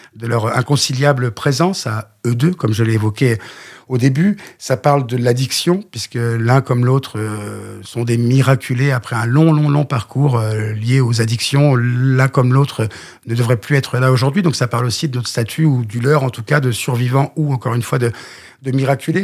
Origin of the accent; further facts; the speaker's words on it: Le Mans, Pays de la Loire, France; moved away; je viens du Mans